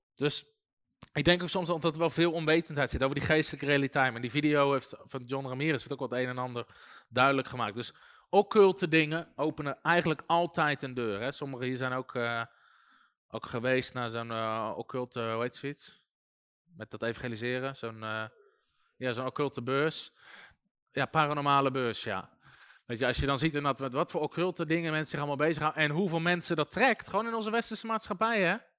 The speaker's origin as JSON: {"language": "Dutch", "country": "Netherlands", "said": "wij denken als Nederlanders"}